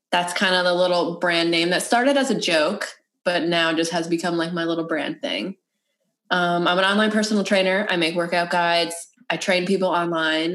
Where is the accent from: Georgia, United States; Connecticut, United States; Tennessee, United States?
Connecticut, United States; moved away as an adult; also born or lived in New Jersey; I moved to New Jersey after. I'm from Connecticut.